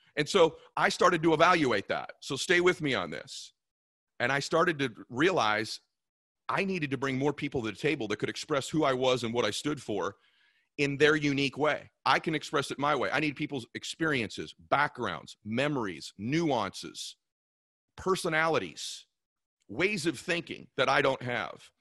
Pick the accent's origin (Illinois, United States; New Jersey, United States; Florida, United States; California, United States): California, United States; I was from California